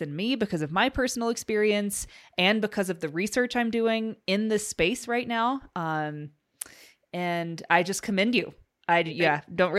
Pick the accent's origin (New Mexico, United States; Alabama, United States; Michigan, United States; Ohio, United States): Alabama, United States; I was raised in Alabama